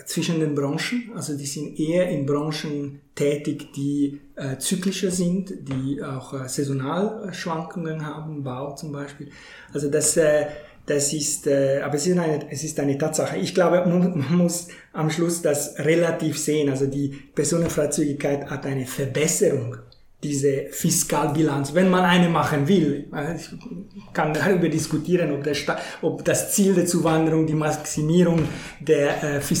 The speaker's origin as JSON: {"language": "German", "country": "Switzerland", "said": "also ich als äh, Schweizer mit Universitätsabschluss"}